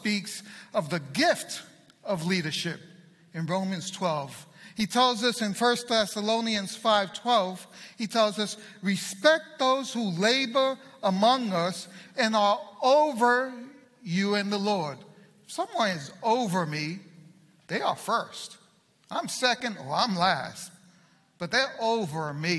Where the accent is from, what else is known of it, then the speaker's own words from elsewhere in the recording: Puerto Rico; I'm Puerto Rican.